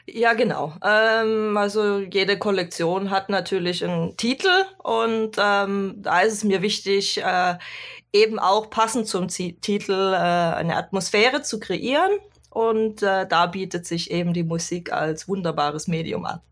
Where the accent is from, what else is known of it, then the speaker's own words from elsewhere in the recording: Swabia, Baden-Württemberg, Germany; also born or lived in Cologne / Ruhr area; now in Norway; ursprünglich komme ich aus dem Süden Deutschlands, aus dem wunderschönen Schwabenland